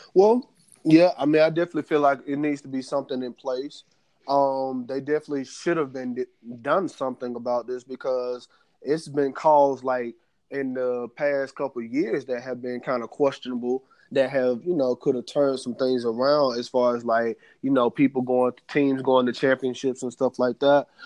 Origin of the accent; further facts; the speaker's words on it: United States; us as African American men